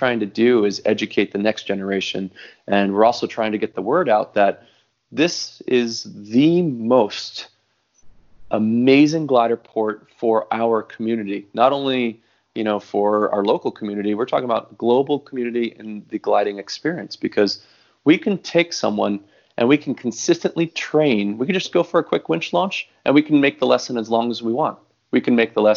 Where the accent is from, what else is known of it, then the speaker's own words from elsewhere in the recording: New Jersey, United States; moved away as an adult; now in Hawaii, United States; I grew up in New Jersey